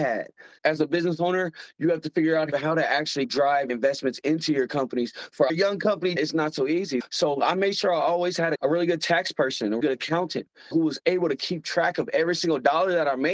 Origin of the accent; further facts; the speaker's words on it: Missouri, United States; I'm from Missouri. We call ourselves a show me state.